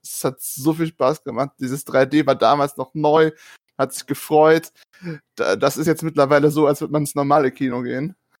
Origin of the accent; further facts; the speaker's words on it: small hometown with the Steinmüller site, North Rhine-Westphalia, Germany; moved away as an adult; now in near Stuttgart, Germany; ich bin in dieser Stadt groß geworden